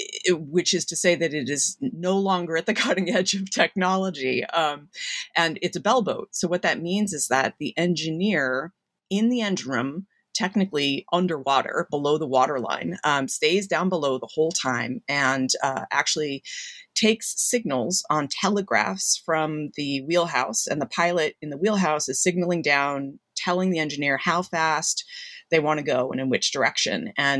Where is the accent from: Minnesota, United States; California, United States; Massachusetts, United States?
Massachusetts, United States; And so even though I grew up in Massachusetts, sometimes people assume, oh, okay, right along the water on the North Shore